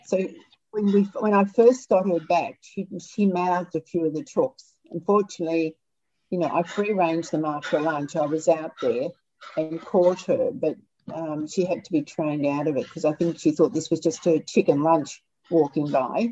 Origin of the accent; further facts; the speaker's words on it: Melbourne, Victoria, Australia; I grew up in Melbourne fire stations, Dad ended up deputy chief